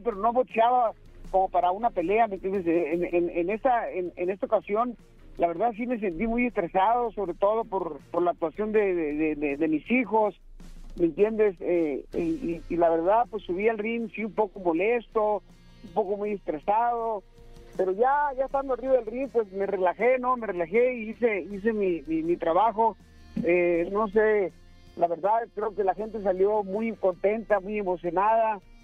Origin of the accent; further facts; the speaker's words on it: Mexico; los dos somos mexicanos